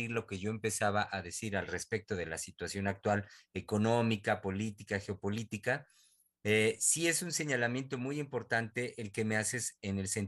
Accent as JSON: {"language": "Spanish", "country": "Mexico", "said": "de lo que representa, al menos para mí como mexicano, tener un presidente como este"}